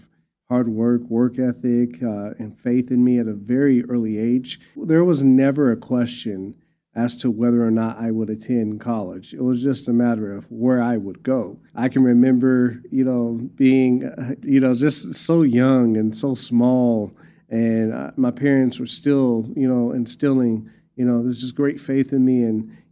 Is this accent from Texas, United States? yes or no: yes; Amarillo, Texas, United States; I was born and raised here in Amarillo, Texas